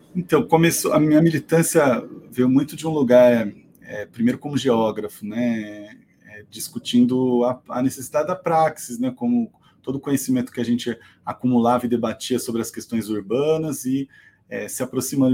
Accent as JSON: {"language": "Portuguese", "town": "Salto", "region": "São Paulo", "country": "Brazil", "tie": "born or raised there", "also_born_or_lived": "Campinas", "moved": "as an adult", "lives_now": "ABC Paulista, Brazil", "said": "Eu nasci em Salto, aqui no interior de São Paulo"}